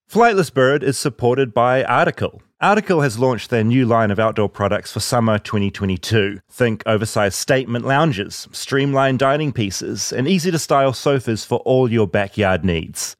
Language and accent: English; New Zealand; moved away; as a New Zealander